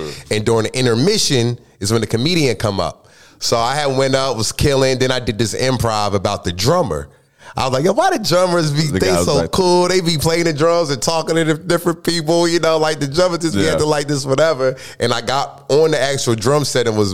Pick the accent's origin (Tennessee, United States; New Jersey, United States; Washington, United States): New Jersey, United States; moved away as an adult; also born or lived in Atlanta, Georgia; now in Los Angeles, United States; I'm born and raised in Jersey